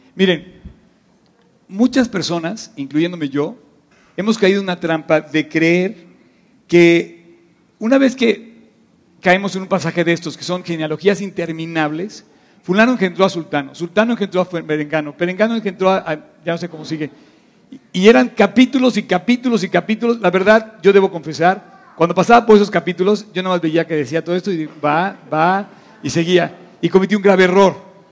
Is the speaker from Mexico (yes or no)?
yes; Mexico City, Mexico; la urbe a la que nosotros pertenecemos se llama DF